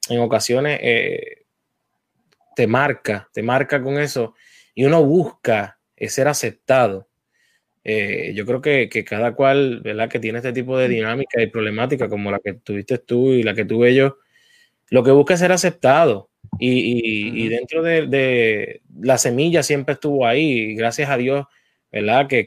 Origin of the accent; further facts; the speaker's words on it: Puerto Rico; yo estuve en el Departamento de la Familia en Puerto Rico.